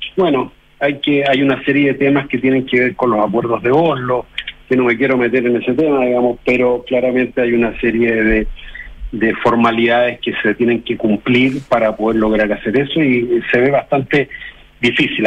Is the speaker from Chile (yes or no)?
yes; Chile; nosotros somos chilenos